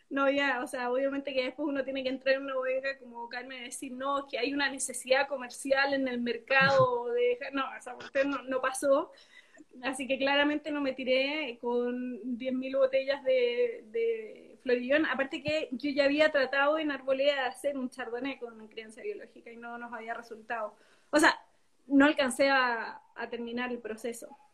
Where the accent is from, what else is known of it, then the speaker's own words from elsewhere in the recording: Temuco, Araucanía, Chile; moved away as an adult; also born or lived in Los Ángeles, Chile; now in Santiago, Chile; nacida y criada en Chile, a pesar de que mis padres son primera generación acá. Mi papá es inglés, mi mamá argentina.